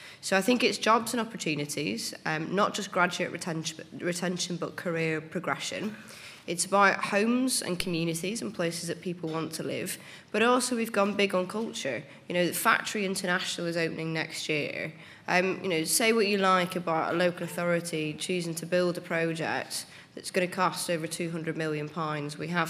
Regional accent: Belfast, Northern Ireland, United Kingdom; moved away as an adult; now in Manchester, United Kingdom; So I came to Manchester from Belfast for uni.

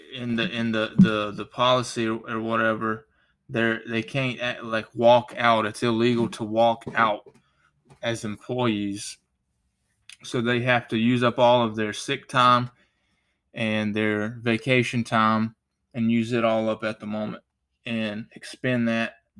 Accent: United States; I'm an American. I thank God that I was born in America

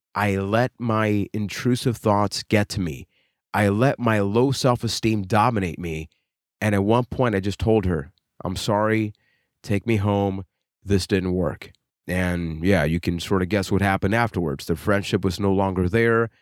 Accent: Puerto Rico; I am from Puerto Rico

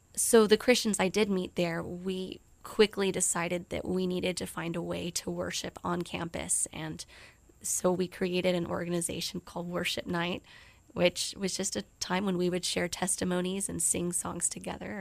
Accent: South Texas, United States; moved away as an adult; also born or lived in Japan; my, you know, South Texas home

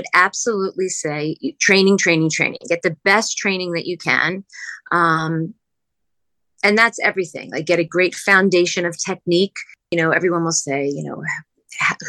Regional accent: New Jersey, United States; moved away as an adult; also born or lived in outside Philadelphia / New York; I'm originally from New Jersey.

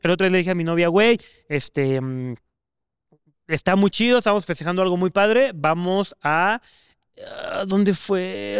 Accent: Mexico; como mexicano o como, pues sí, local

